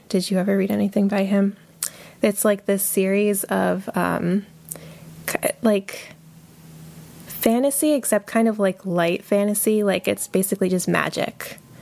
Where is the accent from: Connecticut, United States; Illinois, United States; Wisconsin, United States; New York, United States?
Connecticut, United States; Hebron; I'm from a small town in Connecticut called Hebron